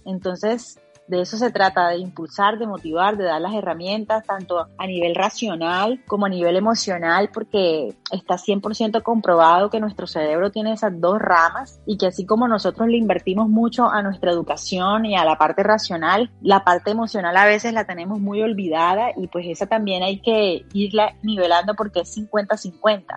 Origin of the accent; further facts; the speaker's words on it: Montería, Córdoba, Colombia; yo soy de Montería